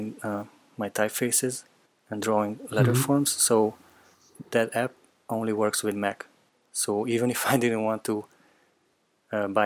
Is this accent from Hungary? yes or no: yes; Hungary; also born or lived in Netherlands; I am from Hungary